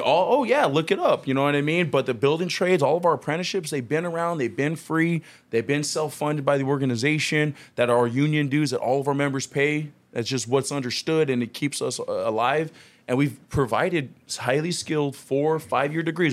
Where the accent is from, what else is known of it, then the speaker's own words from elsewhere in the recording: Long Beach, California, United States; moved away as an adult; also born or lived in Carson, California; now in Vista, United States; I'm originally from Long Beach, California, so I'm actually not from San Diego